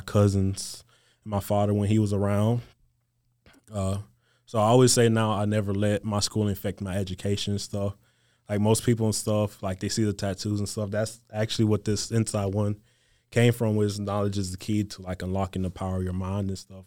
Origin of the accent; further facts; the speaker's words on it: Gulf Coast of Mississippi, United States; moved away as an adult; growing up on the Gulf Coast of Mississippi